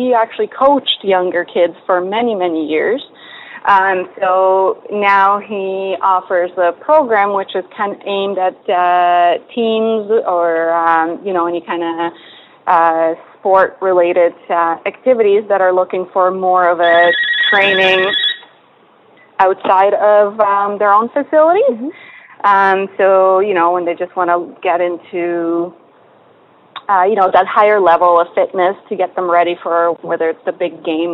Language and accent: English; Poland; moved away; I was just a silly little kid growing up in Poland